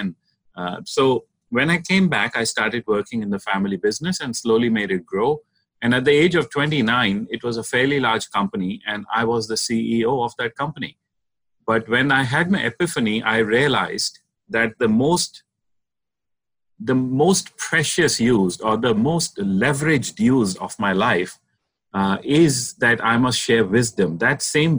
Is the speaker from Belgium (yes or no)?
no; India; I'm originally from India, and I was born into a family of entrepreneurs